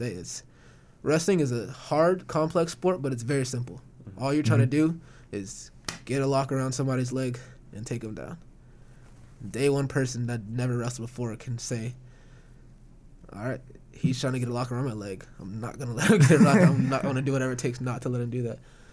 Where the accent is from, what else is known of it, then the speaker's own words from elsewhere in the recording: Dixon, California, United States; moved away as an adult; now in Corvallis, United States; I'm from Dixon, California, which is a lot like Corvallis.